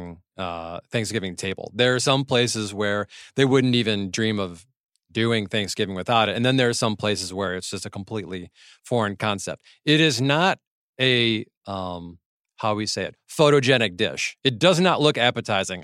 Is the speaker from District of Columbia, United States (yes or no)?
no; Michigan, United States; now in California, United States; my home state of Michigan